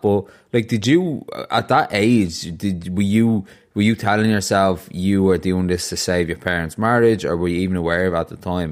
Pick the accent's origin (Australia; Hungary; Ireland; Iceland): Ireland; I grew up in Ireland